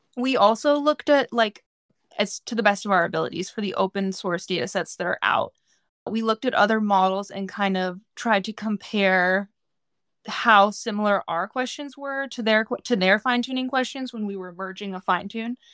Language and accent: English; California, United States; moved away; I'm from California originally.